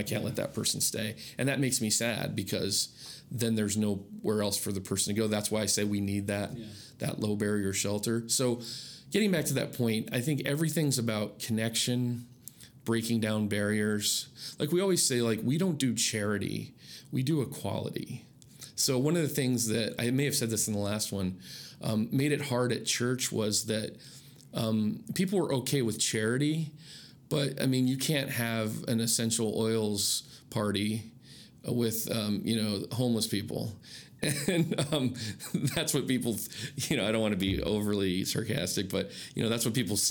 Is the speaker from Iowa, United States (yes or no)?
yes; Iowa, United States; moved away; also born or lived in Adirondacks, New York; growing up in Iowa